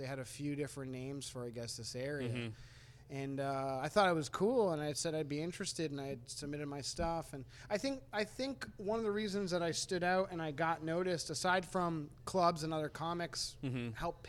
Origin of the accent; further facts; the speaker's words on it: New England, United States; I talk about the fact that I am from New England, but I'm not necessarily a New England stereotype, and I like talking about being from this part of the country.